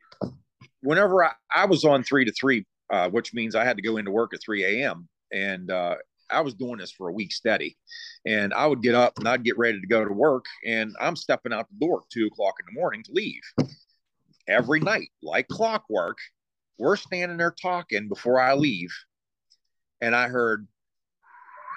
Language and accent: English; Deemston, Pennsylvania, United States; I grew up in Deemston, which is in Fredericktown area.